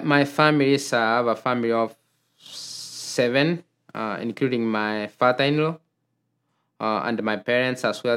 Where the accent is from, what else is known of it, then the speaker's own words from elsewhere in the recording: Kenya; moved away as an adult; now in Minnesota, United States; I grew up in Kenya